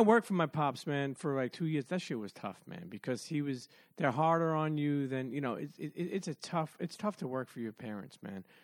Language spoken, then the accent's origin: English; New York City, New York, United States; also born or lived in Bensonhurst, Brooklyn; I grew up in Coney Island in Brooklyn. Then we moved to Bensonhurst.